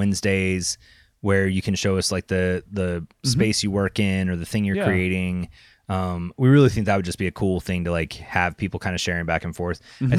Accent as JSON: {"language": "English", "country": "Canada", "said": "I'm Canadian"}